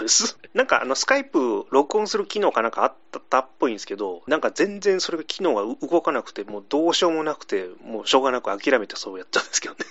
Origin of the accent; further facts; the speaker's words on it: Fukuoka, Japan; 僕、福岡の人 間